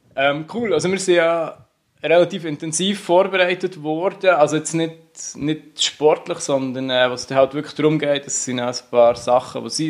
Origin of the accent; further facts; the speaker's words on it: Unterseen, Bern, Switzerland; Ich bin Unterseen äh, im Berner Oberland aufgewachsen